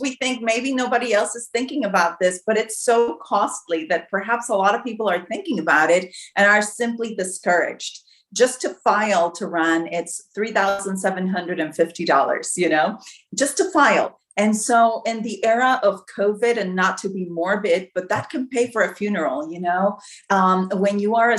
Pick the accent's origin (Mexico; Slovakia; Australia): Mexico; also born or lived in United States; Well, I was born in Mexico. I am a bilingual, bicultural candidate. My father was an American. That's why I'm able to run, because I have dual citizenship. And I grew up half of my life in Mexico, half of my life in the United States.